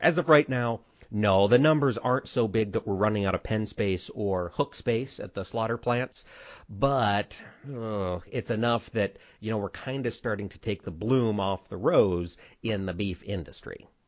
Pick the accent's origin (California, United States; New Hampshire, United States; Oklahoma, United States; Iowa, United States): Iowa, United States; Winterset; in Winterset, Iowa, my hometown